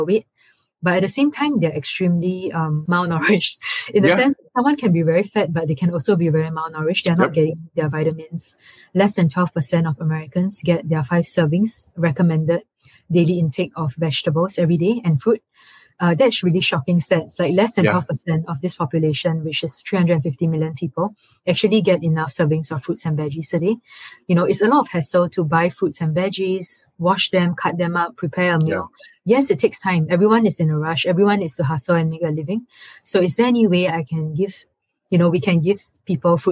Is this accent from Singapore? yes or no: yes; Singapore; moved away as an adult; most of my formative years growing up in Singapore and being raised there is a very, very safe, protective bubble.